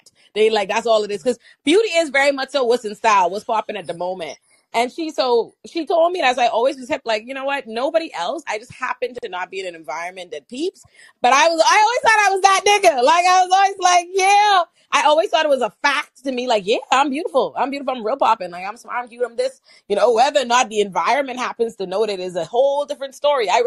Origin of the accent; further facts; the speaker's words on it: Bahamas; also born or lived in Florida / West Virginia / Ohio; now in New York, United States; born and raised in the Bahamas